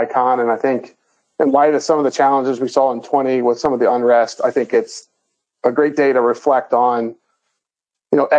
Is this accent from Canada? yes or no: no; Northern Kentucky, United States; born and raised in Northern Kentucky, went to Northern Kentucky University